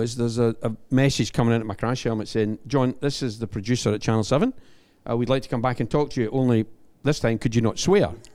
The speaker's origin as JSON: {"language": "English", "region": "Scotland", "country": "United Kingdom", "said": "I'm the Scotsman"}